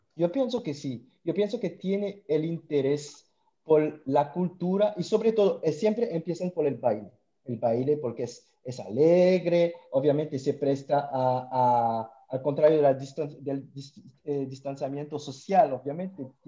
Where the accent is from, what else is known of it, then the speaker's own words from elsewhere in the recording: French Guiana; now in Montreal, Canada; Yo soy de la Guayana Francesa, medio cubano, pero la Guayana Francesa